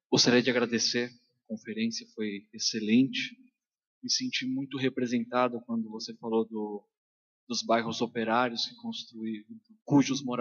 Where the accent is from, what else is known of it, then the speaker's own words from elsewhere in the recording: ABC Paulista, São Paulo, Brazil; also born or lived in Diadema; Eu sou do ABC